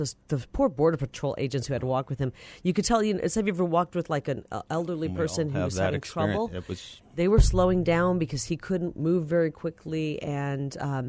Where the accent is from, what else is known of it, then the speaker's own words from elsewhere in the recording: Iowa, United States; now in Arizona, United States; I grew up in Iowa